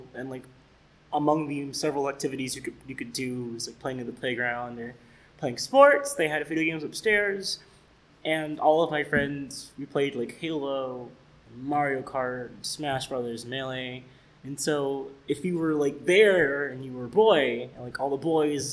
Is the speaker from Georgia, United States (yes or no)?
yes; Decatur, Georgia, United States; moved away as an adult; also born or lived in Atlanta, Georgia; I'm originally from Atlanta, Georgia. I grew up in a suburb of Atlanta called Decatur, even though I was born in the city. I spent the first 18 years of my life there.